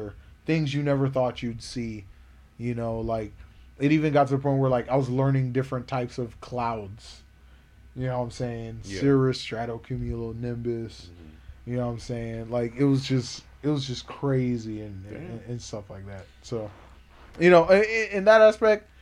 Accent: Florida, United States; growing up in Florida

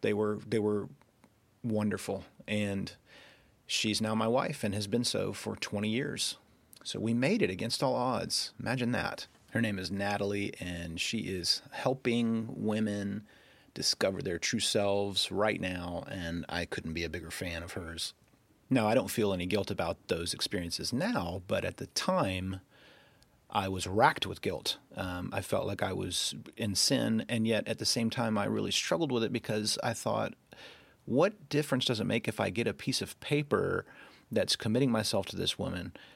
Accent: Rome, Georgia, United States; accent: Southern; you can probably detect a little bit of a Southern accent. That's because I was born and raised in Georgia.

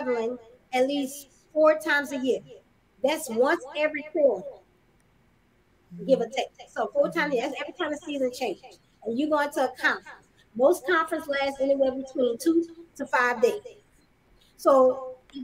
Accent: Louisiana, United States; I'm from the South. Louisiana. For the longest, I never traveled outside of the South.

